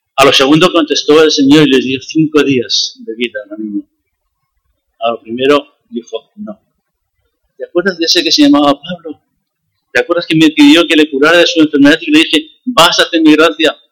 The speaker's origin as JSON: {"language": "Spanish", "town": "Medina del Campo", "region": "Castile and León", "country": "Spain", "tie": "born or raised there", "said": "Yo nací en Medina del Campo, he vivido salvo año y medio fue, eh, siempre en Medina del Campo"}